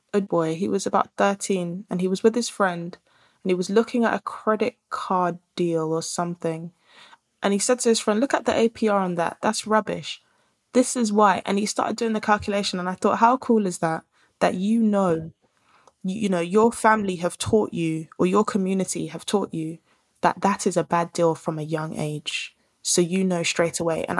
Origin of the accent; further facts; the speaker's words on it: Nigeria; I'm Nigerian. I'm in Ghana.